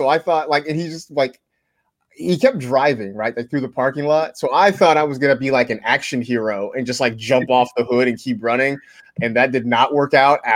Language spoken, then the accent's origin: English; Vallejo, California, United States; born or raised there